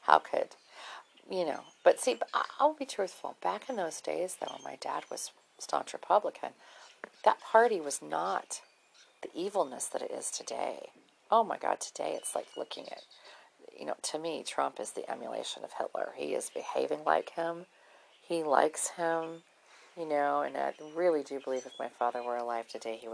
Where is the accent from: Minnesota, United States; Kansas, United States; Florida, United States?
Minnesota, United States; moved away; growing up in Minnesota